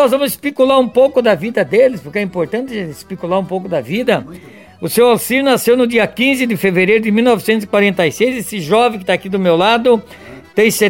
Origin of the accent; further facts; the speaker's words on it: Taquara Verde, Santa Catarina, Brazil; born there; Eu nasci, nasci em Santa Catarina, no município de Taquara Verde.